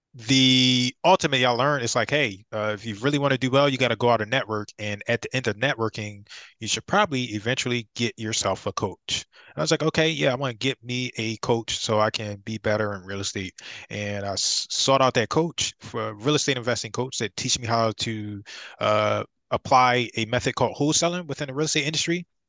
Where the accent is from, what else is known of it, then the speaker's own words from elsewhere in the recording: Philadelphia, Pennsylvania, United States; I'm from Philadelphia